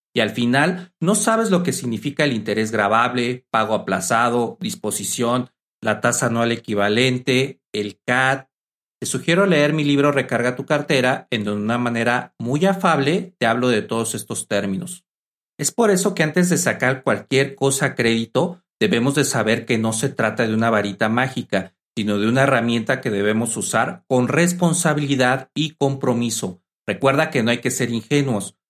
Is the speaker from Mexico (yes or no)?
yes; Mexico; mi país México